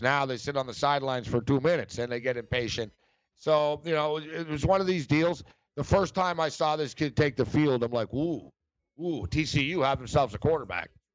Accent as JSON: {"language": "English", "town": "Montreal", "region": "Quebec", "country": "Canada", "also_born_or_lived": "Los Angeles", "moved": "yes", "said": "I'm from Montreal"}